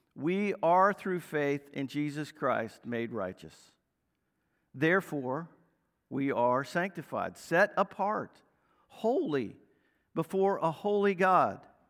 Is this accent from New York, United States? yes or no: no; Northern Virginia, United States; growing up in Northern Virginia, I was an Orioles fan